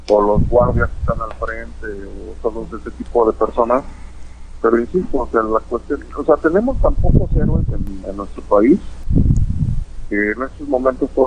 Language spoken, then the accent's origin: Spanish; Mexico; Ah, porque somos mexicanos.